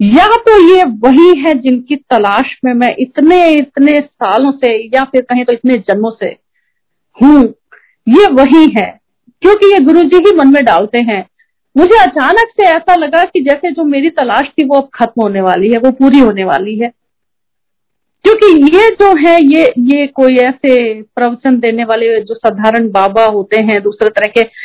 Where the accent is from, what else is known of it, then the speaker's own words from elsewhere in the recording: Prayagraj, Uttar Pradesh, India; moved away as an adult; also born or lived in United Kingdom / Gurgaon; मैं प्रयाग से हूँ